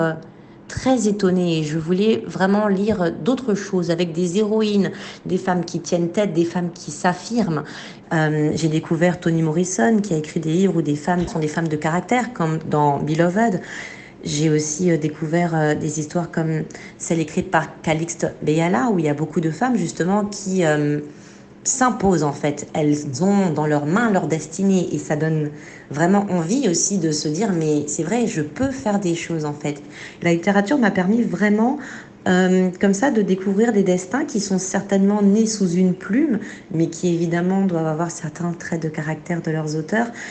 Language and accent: French; Côte d’Ivoire; moved away as an adult; also born or lived in France; quand j'ai quitté la Côte d'Ivoire et que je suis arrivée en France pour faire mes études